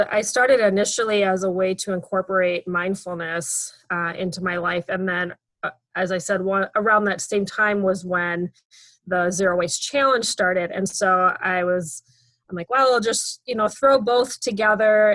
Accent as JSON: {"language": "English", "region": "Minnesota", "country": "United States", "said": "I'm from Minnesota"}